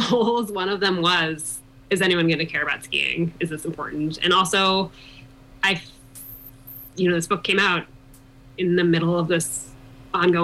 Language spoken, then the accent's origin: English; East Coast, United States; moved away as an adult; also born or lived in Colorado; I'm from the East Coast originally. I moved to Colorado to the Vail Valley